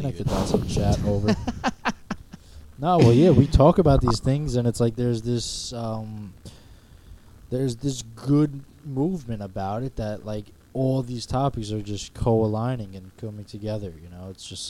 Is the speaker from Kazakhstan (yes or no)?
yes; Kazakhstan; from Kazakhstan.